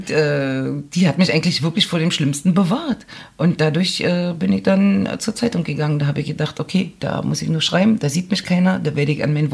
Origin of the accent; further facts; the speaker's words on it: Berlin, Germany; accent: Berlin dialect; da stellte man aber fest, dass mein Berliner Dialekt ziemlich stark ist.